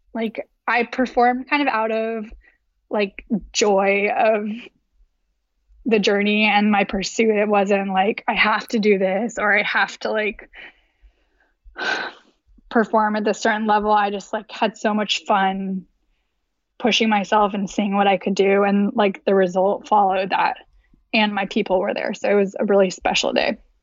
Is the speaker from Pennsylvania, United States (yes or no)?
no; Davis, California, United States; born or raised there; moved away